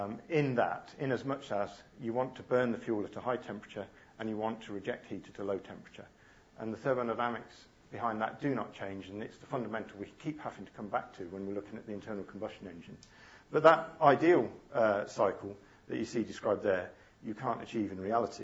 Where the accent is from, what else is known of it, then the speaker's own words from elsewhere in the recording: Coventry, West Midlands, United Kingdom; I grew up in Coventry